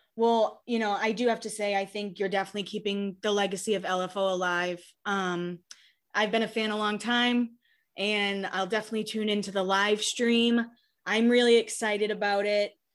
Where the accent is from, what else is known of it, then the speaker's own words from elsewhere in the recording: Hanover, Massachusetts, United States; I'm from Massachusetts. I actually grew up a few towns over from Rich